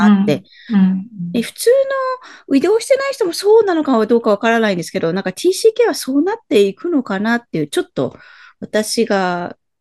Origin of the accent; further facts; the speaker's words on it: Nagoya, Aichi, Japan; 私が育った名古屋を帰るとは言わないんですよね